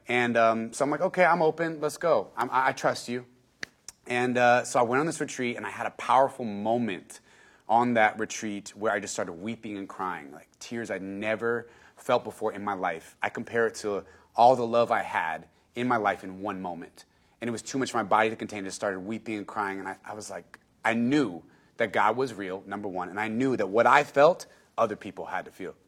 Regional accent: San Antonio, Texas, United States; born and raised in San Antonio, Texas.

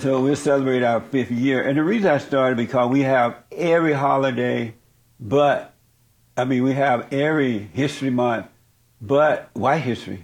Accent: Alabama, United States; grew up in Alabama

